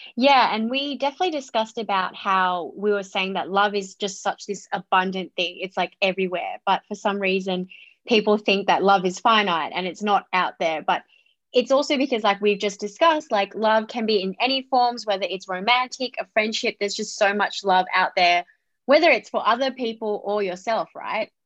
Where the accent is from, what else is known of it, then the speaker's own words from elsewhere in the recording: Australia; I was born in Australia, but I have a Vietnamese Chinese background